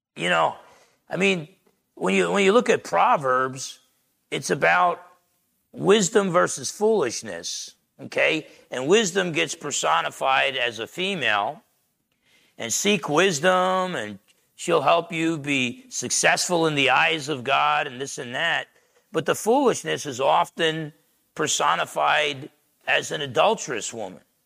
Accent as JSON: {"language": "English", "region": "New Jersey", "country": "United States", "tie": "born or raised there", "said": "I remember as a teenager growing up in Jersey"}